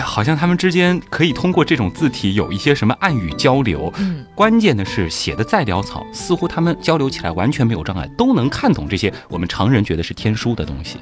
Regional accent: China; 我们中国人有句老话，是药三分毒

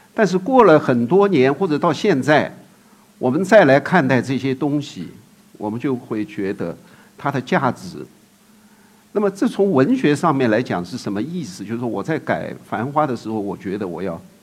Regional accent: Shanghai, China; 和我们的上海话

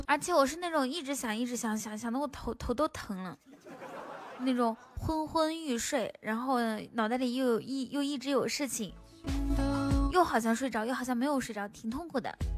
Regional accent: a small town near Baotou, Inner Mongolia, China; accent: Inner Mongolian dialect; 我在包头那边，包头附近的一个小镇上面

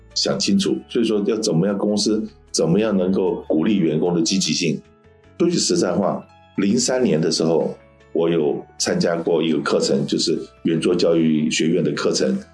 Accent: Taiwan; moved away; 我的生长的环境是当年我在台湾出生长大嘛

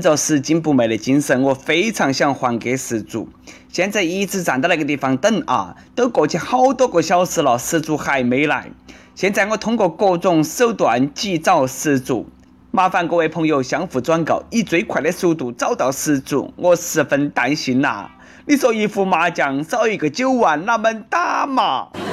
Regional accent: China; accent: Nanchong dialect; 我们大陆人

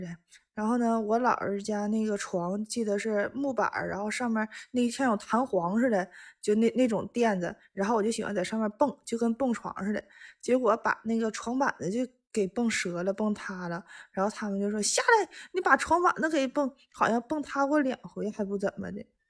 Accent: Northeast China, China; 我是东北人。

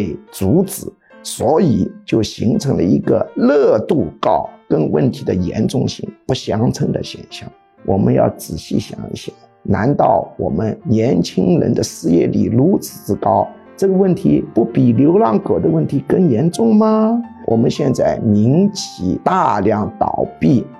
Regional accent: China; 如果我们置身事外，站在中国之外来看待这个问题，会觉得我们这个民族很荒唐

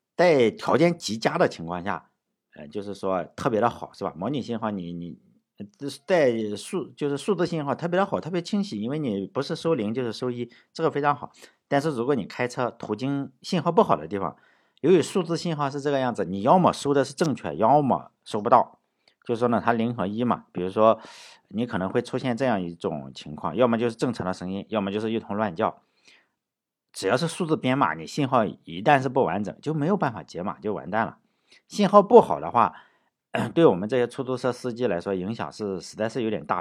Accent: Shandong, China; moved away; 我小时候在山东的话

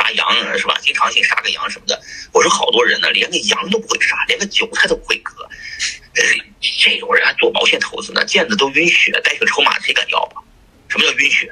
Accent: Shanxi, China; 我是山西人，山西人，那吃羊肉的人挺多

